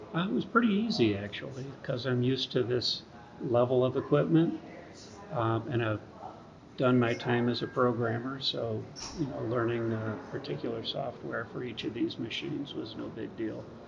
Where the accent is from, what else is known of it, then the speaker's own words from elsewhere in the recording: Rochester, New York, United States; moved away as an adult; now in High Point, United States; I was uh, born and raised in Rochester, New York, and been up there at, up until about two and a half years ago.